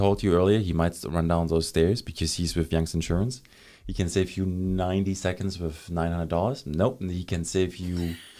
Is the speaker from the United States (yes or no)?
no; Germany; moved away; I'm from Germany